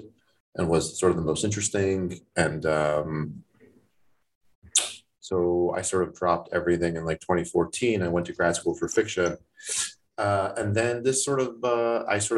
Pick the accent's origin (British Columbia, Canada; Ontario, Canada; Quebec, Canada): Ontario, Canada; Toronto; moved away; I grew up in Toronto, not in Thornhill